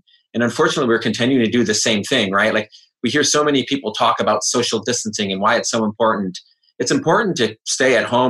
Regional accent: Michigan, United States; I think Trump was in my home state of Michigan at a rally

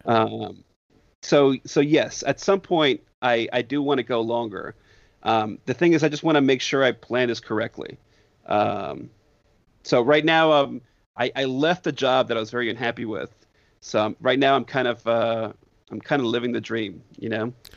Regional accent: Northeast, United States; moved away; I grew up in the Northeast

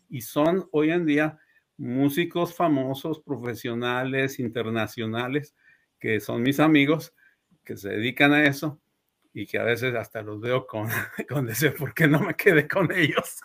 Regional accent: Puebla, Mexico; moved away as an adult; also born or lived in Ciudad Juárez, Mexico; now in Michigan, United States; Nací allá en Puebla en 1968 y, allá desarrollé, me crecí, digamos, mis estudios iniciales, la primaria, la música, eh, secundaria, preparatoria y la universidad

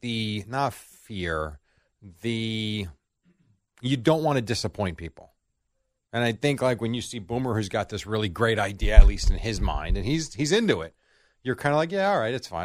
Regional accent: United States; as an American

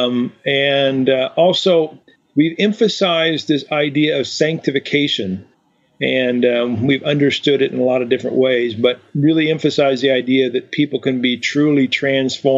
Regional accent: eastern Washington, United States; My upbringing was in a little town in eastern Washington

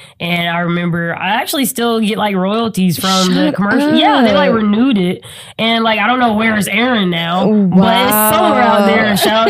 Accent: Greenville, South Carolina, United States; now in Los Angeles, United States; I was actually born and raised in Greenville, South Carolina.

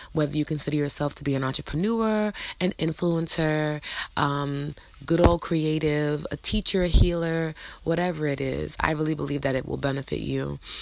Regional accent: New York City, New York, United States; I'm from New York City

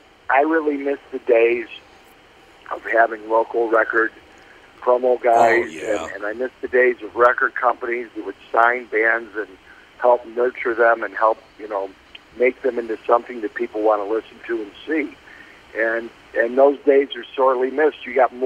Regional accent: Chicago, Illinois, United States; I was in Chicago and grew up as a big, big sports fan.

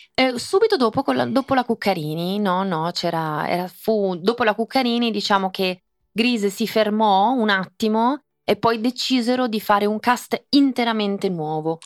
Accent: Italy; born or raised there; first language English; also born or lived in Sydney, Australia

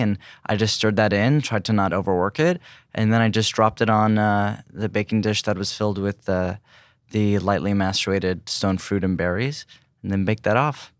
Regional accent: California, United States; growing up in California

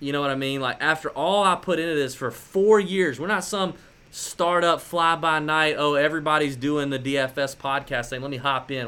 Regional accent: Georgia, United States; we're from Georgia.

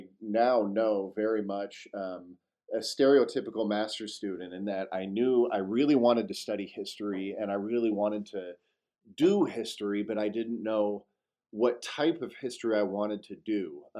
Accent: Fort Worth, Texas, United States; I grew up in Fort Worth, Texas, so about 300 miles to the east of here

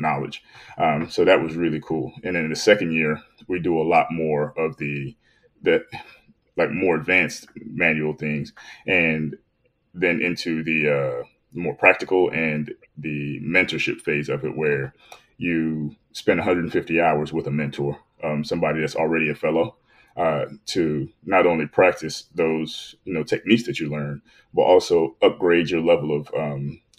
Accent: Youngstown, Ohio, United States; I'm originally from Youngstown, Ohio. Grew up there as a four sport athlete in high school

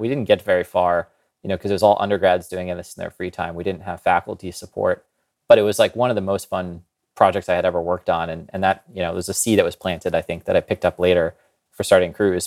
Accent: Kansas, United States; I grew up in Kansas

